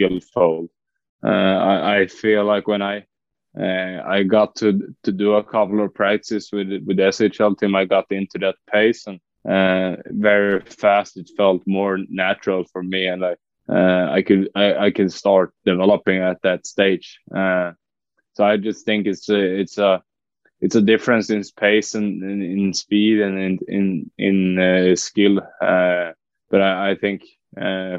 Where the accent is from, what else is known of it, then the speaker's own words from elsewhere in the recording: Västerås, Västmanland, Sweden; we're staying home here in Västerås in my hometown.